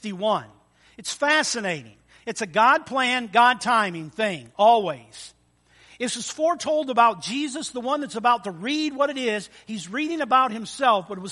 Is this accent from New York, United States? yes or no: no; Almont, Michigan, United States; I grew up in Almont, Michigan, as a little boy